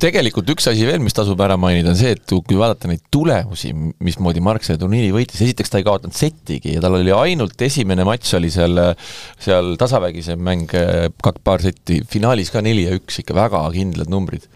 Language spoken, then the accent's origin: Estonian; Saare County, Estonia; ma olen saarlane